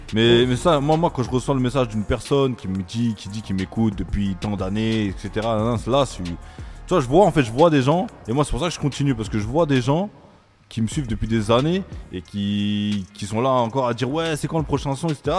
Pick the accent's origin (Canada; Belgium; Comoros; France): France; Libourne, Nouvelle-Aquitaine; je suis né à Bordeaux